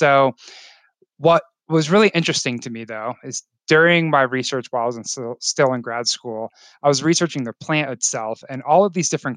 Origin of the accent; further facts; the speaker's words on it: Florida, United States; now in Colorado, United States; Growing up in Florida